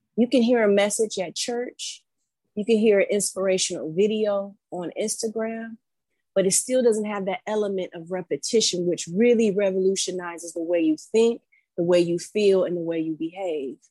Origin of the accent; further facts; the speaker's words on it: Detroit, Michigan, United States; moved away as an adult; also born or lived in East Coast; I'm from Metro Detroit